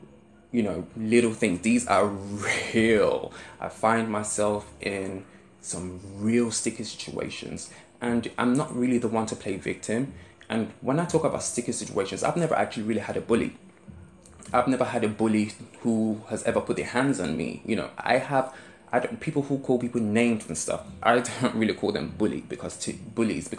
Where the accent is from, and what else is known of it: London, United Kingdom; accent: South London